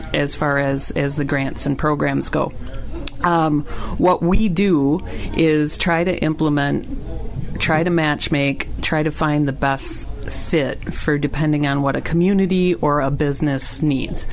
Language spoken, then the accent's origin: English; Green Bay, Wisconsin, United States; also born or lived in La Farge, Wisconsin; I grew up in Green Bay, Wisconsin